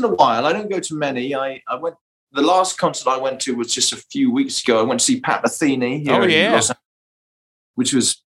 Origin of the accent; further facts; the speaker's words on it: Aylesbury, South East England, United Kingdom; moved away; a club in my hometown in England. The town was called Aylesbury